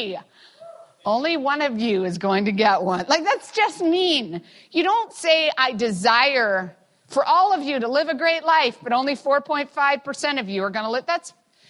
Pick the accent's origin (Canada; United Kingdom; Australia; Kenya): Canada; being a Canadian